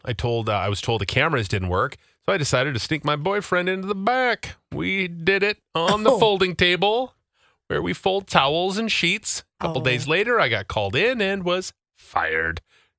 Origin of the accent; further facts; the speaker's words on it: Rapid City, South Dakota, United States; I am originally from Rapid City, South Dakota